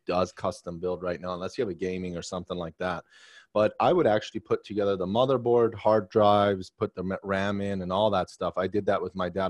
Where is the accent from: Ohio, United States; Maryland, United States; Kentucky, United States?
Maryland, United States; also born or lived in Arlington, Virginia; now in Washington, D.C., United States; I grew up in Maryland. I was seven